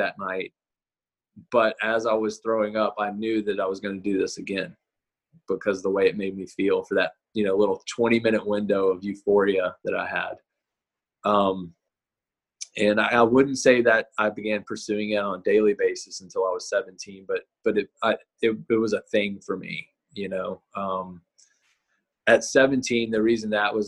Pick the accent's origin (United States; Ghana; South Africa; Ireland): United States; Nashville, Tennessee; I grew up in Nashville, Tennessee